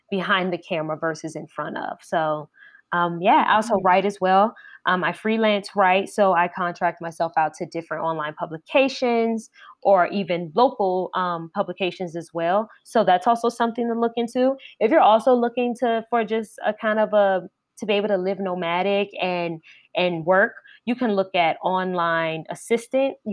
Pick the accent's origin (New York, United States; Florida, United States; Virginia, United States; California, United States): Virginia, United States; Richmond; Like even though I'm from Richmond, Virginia, and I love my hometown, but I'm I I don't really see myself moving back.